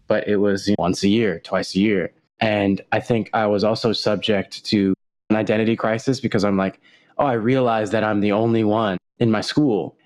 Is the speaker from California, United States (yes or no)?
yes; Los Angeles, California, United States; my mom and my grandma my uncles and my cousins we all grew up in la together